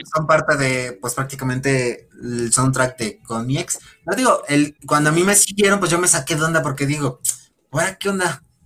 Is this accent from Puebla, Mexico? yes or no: yes; Puebla, Mexico; yo soy de Puebla